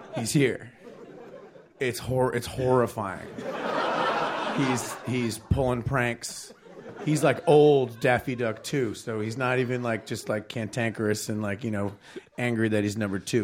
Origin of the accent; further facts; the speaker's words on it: Long Island, New York, United States; Long Island where I grew up